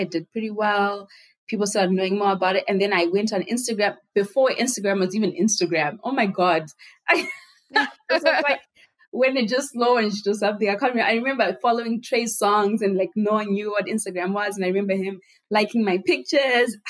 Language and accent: English; Harare, Zimbabwe; I was born and raised in Zimbabwe